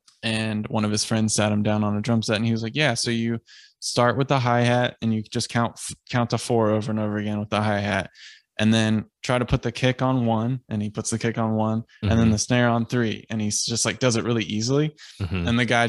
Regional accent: Boston, Massachusetts, United States; well, we're both from Boston.

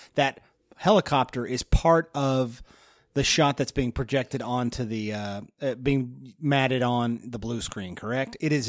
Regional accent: Spain; By the way, I'm from Spain.

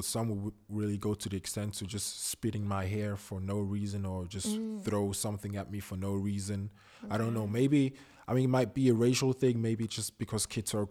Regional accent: Zurich, Switzerland; also born or lived in Ghana; I was born in Zurich, actually. And with the age of one, my parents sent me to my grandma and my aunt in Ghana. I lived there for 3 years. Then I came back when I was four.

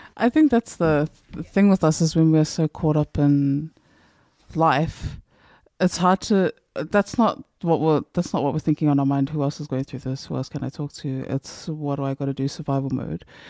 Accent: New Zealand; I, as a New Zealand who went to Samoa, they seemed to know that I was from New Zealand

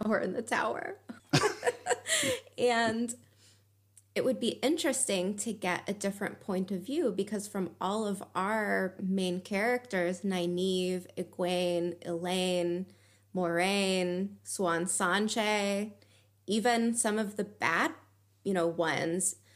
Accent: United States; now in Germany; from living in Germany, being an American

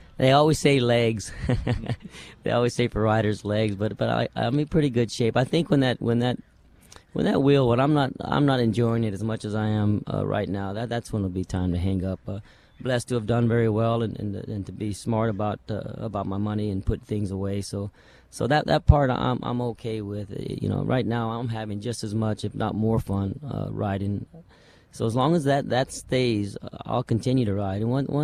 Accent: Roswell, New Mexico, United States; You know, it was great growing up around there, first of all, because I was surrounded with horses.

